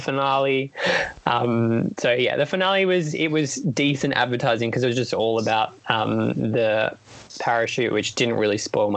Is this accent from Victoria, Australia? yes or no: no; New South Wales, Australia; oh, it's my home state. I'm from New South Wales